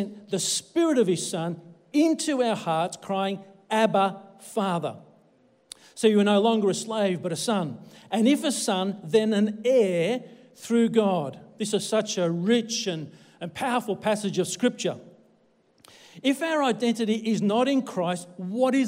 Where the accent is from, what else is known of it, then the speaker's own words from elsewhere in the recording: Australia; I born here in Australia